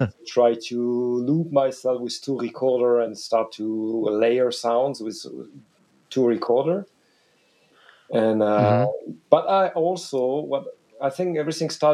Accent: Wallonia, Belgium; first language French; English is a second language; My mother tongue is French. I'm Belgian from the French speaking region

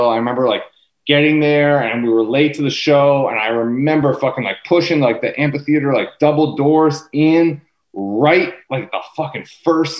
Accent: Maine, United States; also born or lived in Philadelphia, Pennsylvania; now in New York, United States; I'm from Maine. I was born in Philadelphia, but I moved to Maine when I was real young.

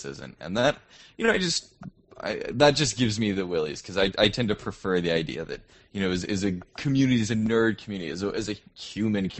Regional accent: United States; moved away as an adult; now in Toronto, Canada; I'm an American who's stuck up in the cold

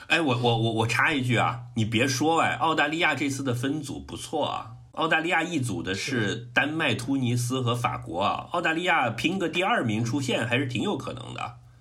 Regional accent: Guangdong, China; 我作为一个嗯。广东人的骄傲

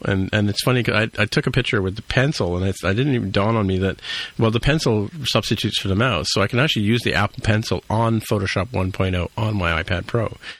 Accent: Canada; because we're Canadian

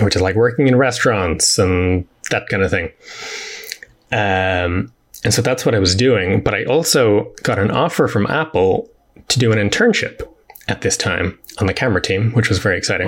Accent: Dublin, Leinster, Ireland; also born or lived in New York; I am from Dublin in Ireland and have grown up here pretty much all my life.

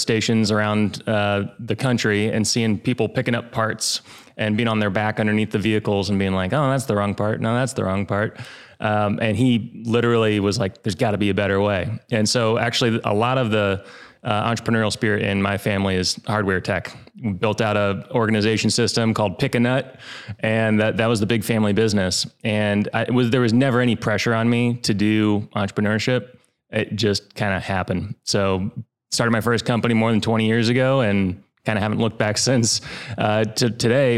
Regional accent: Indiana, United States; I grew up here in Indiana

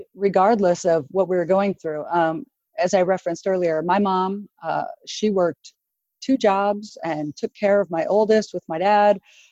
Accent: Oregon, United States; I'm from Oregon, so I live in the Portland metro area.

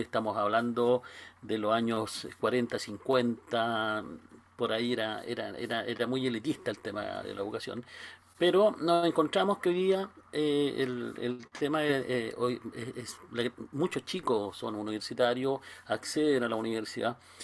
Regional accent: Concepción, Biobío, Chile; yo soy chileno, vivo acá a seis horas al sur de Santiago

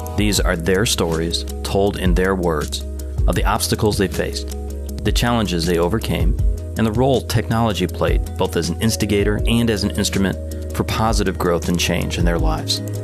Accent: Detroit, Michigan, United States

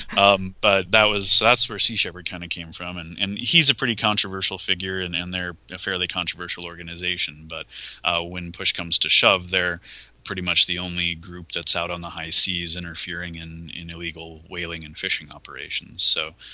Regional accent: Cleveland, Ohio, United States; moved away as an adult; also born or lived in Austin, Texas; I'm originally from Ohio. I was born and raised in Cleveland

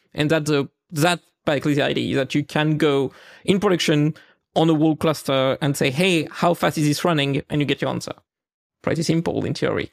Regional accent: the east of France, France; accent: French; English is a second language; I live in France, right? Like, so my, my accent may have helped a few listeners to discover that. And in the east of France, particularly

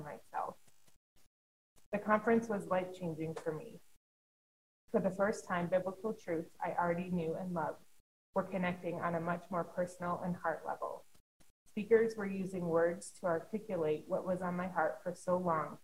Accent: Canada; I'm Canadian. So I went back home

